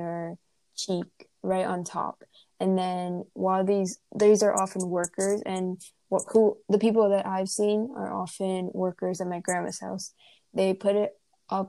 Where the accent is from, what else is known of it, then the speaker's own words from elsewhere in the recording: India; Growing up in India